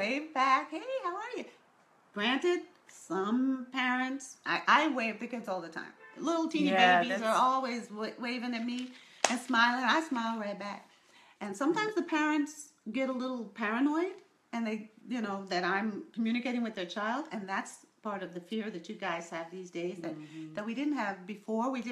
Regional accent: New York, United States; I was raised in New York

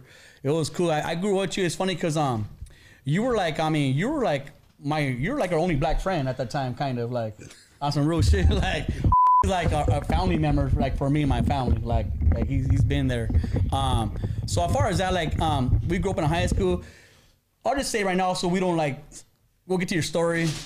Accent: Fontana, California, United States; I grew up in Fontana

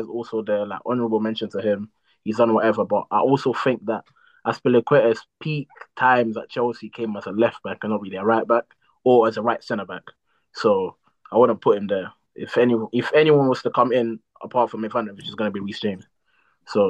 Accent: Portugal; moved away; I grew up in Portugal.

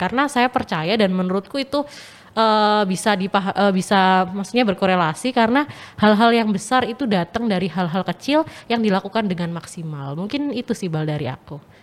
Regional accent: Pacitan, East Java, Indonesia; moved away as an adult; now in Surabaya, Indonesia; asal aku dari Pacitan, Jawa Timur

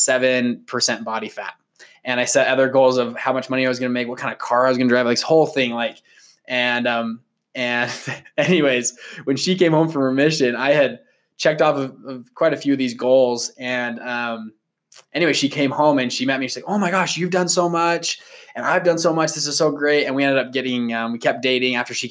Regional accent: Sandy, Utah, United States; we grew up in Sandy, Utah.

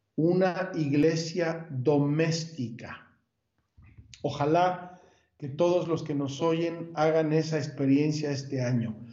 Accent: Puebla, Mexico; moved away as an adult; also born or lived in Jerusalem; now in Magdala, Israel; soy de Puebla originalmente

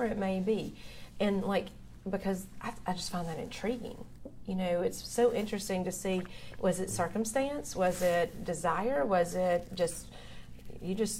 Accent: Dickson, Tennessee, United States; moved away as an adult; also born or lived in Nashville; now in Rutherford County, United States; I grew up in Dixon. We had a true Main Street.

